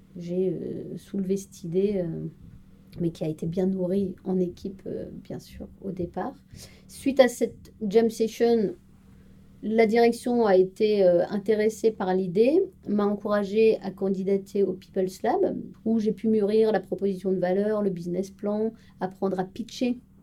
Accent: Strasbourg, Grand Est, France; moved away as an adult; now in Paris region, France; Je suis originaire de Strasbourg

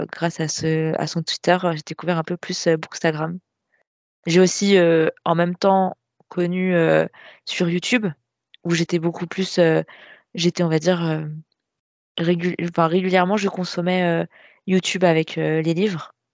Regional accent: Nantes, Pays de la Loire, France; Nantes. Je suis de l'ouest de la France.

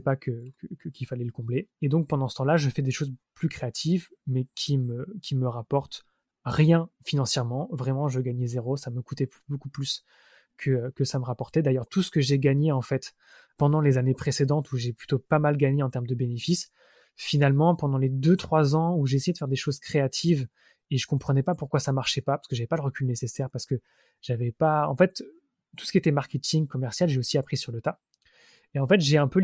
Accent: Mittelbronn, Grand Est, France; moved away as an adult; also born or lived in Montpellier / Strasbourg; now in Paris, France; je suis né à Montpellier, j'ai vécu 7 ans dans le sud de la France. Ensuite, je suis arrivé dans un petit village de Moselle, près de l'Alsace, euh, qui s'appelle Mittelbronn, où j'ai passé mon adolescence

